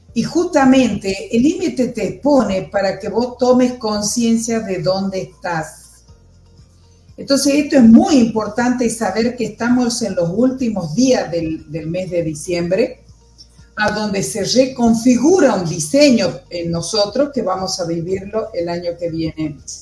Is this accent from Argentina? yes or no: yes; Argentina; nosotros también como, argentinos